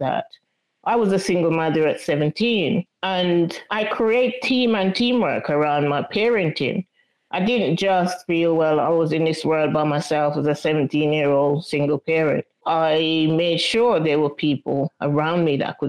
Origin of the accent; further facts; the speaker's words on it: Jamaica; I was brought up in Jamaica in a very tight-knit community